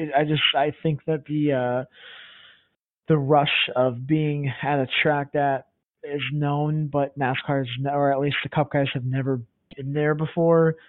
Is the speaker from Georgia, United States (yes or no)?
yes; Atlanta, Georgia, United States; I'm from Atlanta